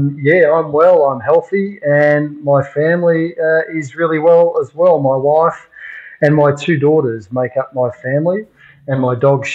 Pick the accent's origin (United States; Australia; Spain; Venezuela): Australia; Melbourne, Victoria; So I grew up in Melbourne